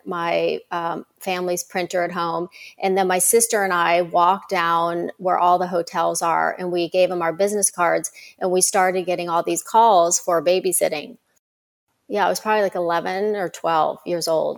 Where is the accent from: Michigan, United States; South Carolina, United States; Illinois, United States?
South Carolina, United States; Myrtle Beach; I grew up in Myrtle Beach, South Carolina